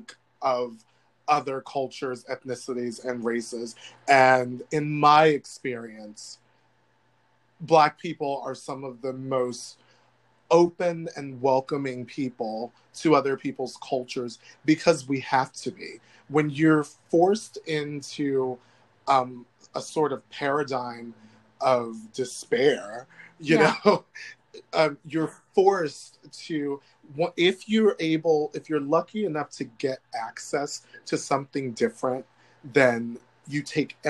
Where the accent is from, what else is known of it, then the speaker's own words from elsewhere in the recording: United States; The United States of America is my home, but it doesn't want me here